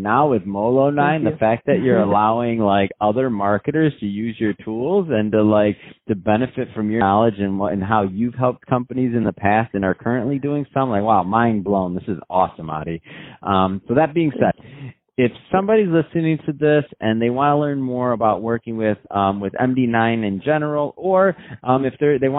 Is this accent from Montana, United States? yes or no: no; Michigan, United States; I'm from Michigan